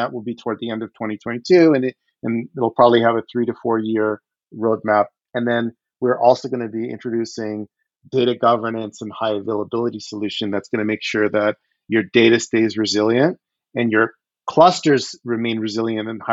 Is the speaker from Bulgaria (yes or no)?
no; Odesa, Odesa Oblast, Ukraine; moved away; I was born in the Ukraine. I was born in Odessa.